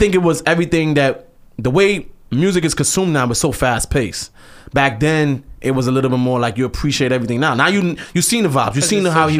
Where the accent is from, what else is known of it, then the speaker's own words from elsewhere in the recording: New York City, New York, United States; Brooklyn, Canarsie, Flossie, I'm from Brownsville.